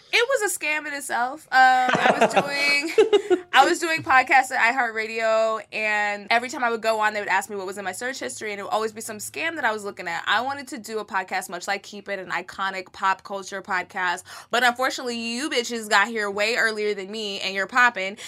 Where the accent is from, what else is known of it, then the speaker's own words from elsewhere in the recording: Texas, United States; I'm from, this is my home state, is Texas